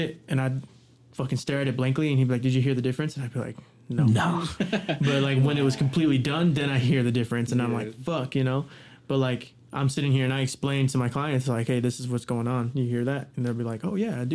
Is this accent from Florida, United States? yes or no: no; Rupert, Idaho, United States; also born or lived in Heyburn, Idaho; I was born in Rupert. I was raised in Hayburn, and I was raised in Rupert